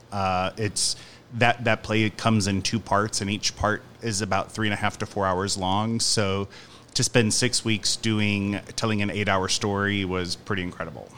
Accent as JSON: {"language": "English", "town": "Union", "region": "Missouri", "country": "United States", "tie": "born or raised there", "also_born_or_lived": "Los Angeles, United States / St. Louis, United States", "said": "I grew up in Union, Missouri, which is like an hour from here"}